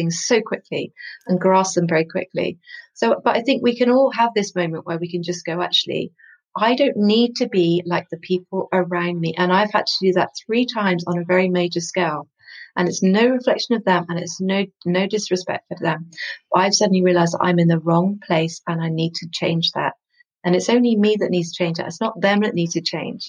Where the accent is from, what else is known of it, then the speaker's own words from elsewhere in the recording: West Country, South West England, United Kingdom; I come from the West Country